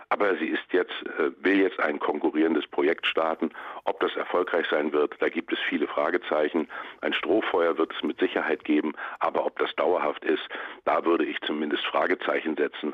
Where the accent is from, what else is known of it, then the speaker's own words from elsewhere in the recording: Mecklenburg-Vorpommern, Germany; in meinem Heimatland Mecklenburg-Vorpommern